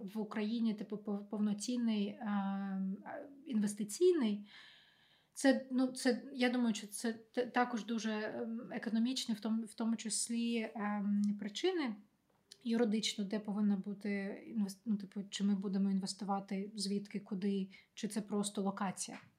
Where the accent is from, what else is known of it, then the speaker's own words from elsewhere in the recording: Ukraine; moved away; я з України